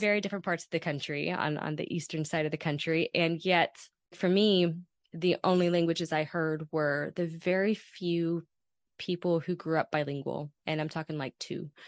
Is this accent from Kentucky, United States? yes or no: yes; Kentucky, United States; I grew up in Kentucky